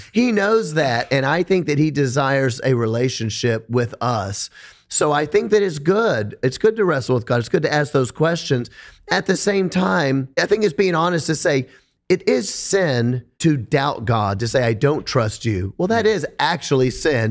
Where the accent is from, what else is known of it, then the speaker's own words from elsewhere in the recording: Memphis, Tennessee, United States; I'm from Memphis, Tennessee.